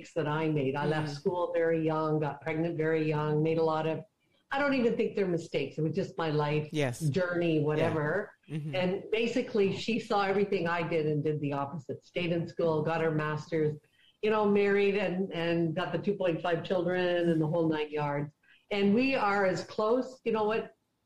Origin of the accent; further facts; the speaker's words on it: Aurelia, Ontario, Canada; I grew up in Aurelia, which is a really small town